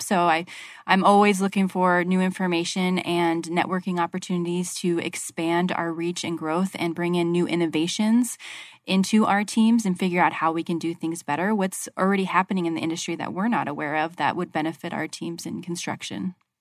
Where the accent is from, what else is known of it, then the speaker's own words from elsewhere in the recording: Arizona, United States; I'm from Arizona and I'm still in Arizona